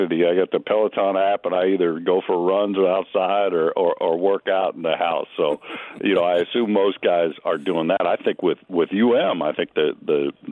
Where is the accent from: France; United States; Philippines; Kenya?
United States; California; now in Florida, United States; I grew up in California